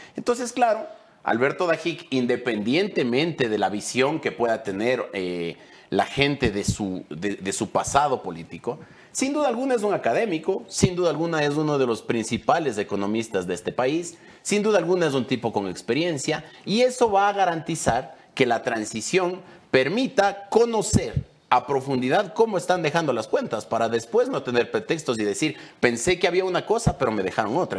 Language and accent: Spanish; Ecuador; nosotros como ecuatorianos